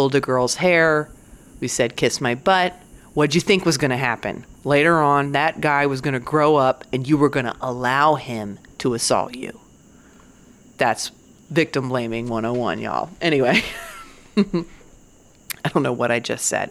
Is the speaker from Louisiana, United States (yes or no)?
no; Virginia, United States; I grew up in Virginia